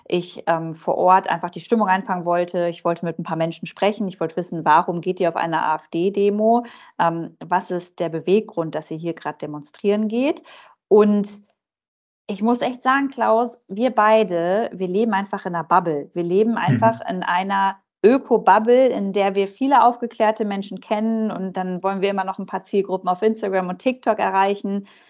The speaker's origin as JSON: {"language": "German", "country": "Germany", "said": "bei uns in Deutschland"}